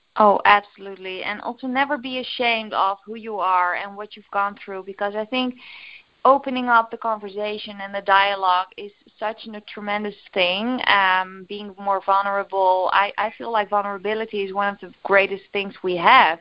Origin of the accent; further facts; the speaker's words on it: Netherlands; English is a second language; English is, is of course not my native language, uh, but we call it bioresonantie in in Holland.